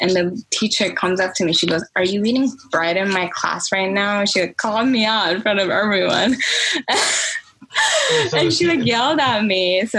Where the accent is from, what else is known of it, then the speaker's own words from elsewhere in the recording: United States; also born or lived in New York; they didn't consider me Korean because I was from America.